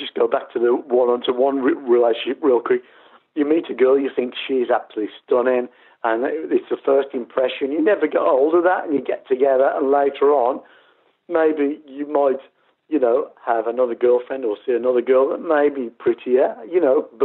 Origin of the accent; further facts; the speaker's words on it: Birmingham, West Midlands, United Kingdom; in my hometown